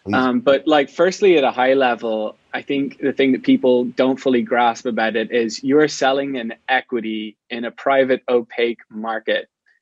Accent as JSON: {"language": "English", "country": "Ireland", "moved": "as an adult", "lives_now": "San Francisco, United States", "said": "I'm not from the US. I'm from Ireland. And about 10 years ago, I moved to San Francisco"}